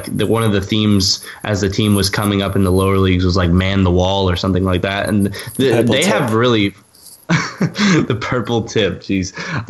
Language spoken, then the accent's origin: English; Orlando, Florida, United States; I went to Orlando City, which is actually really nice because it's obviously my hometown